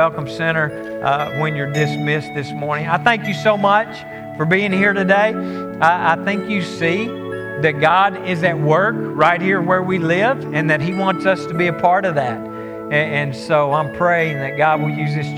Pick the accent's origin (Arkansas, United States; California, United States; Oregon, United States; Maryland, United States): Arkansas, United States; Conway; also born or lived in Greenbrier; I'm Conway raised. I mean, this is my hometown, this area.